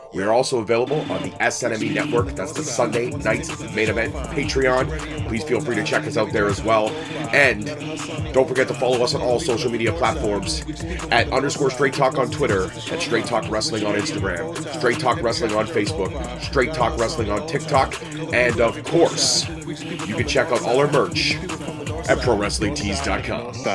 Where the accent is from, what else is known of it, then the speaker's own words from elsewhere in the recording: Scotland, United Kingdom; I am Scottish.